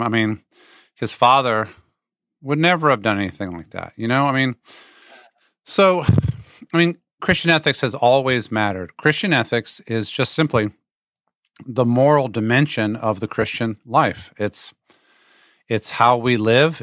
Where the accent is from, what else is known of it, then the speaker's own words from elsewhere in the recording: Virginia, United States; also born or lived in West Germany; now in Atlanta, United States; I was raised in Virginia, though I was born in, uh, West Germany